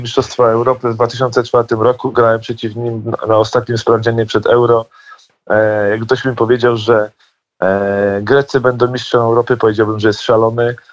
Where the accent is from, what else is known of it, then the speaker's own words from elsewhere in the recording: Poland; jesteśmy Polakami